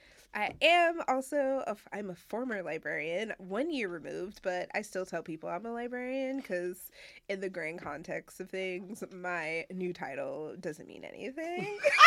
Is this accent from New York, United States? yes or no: yes; Rochester, New York, United States; moved away as an adult; also born or lived in Bronx, New York; now in New York City, United States; I am a New York transplant. Born and raised Rochester, New York, but living in the city for almost 9 years now.